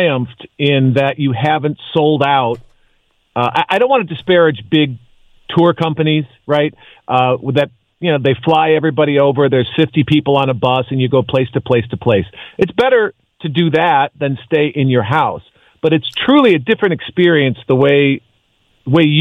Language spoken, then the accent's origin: English; Chicago, Illinois, United States; I grew up in Chicago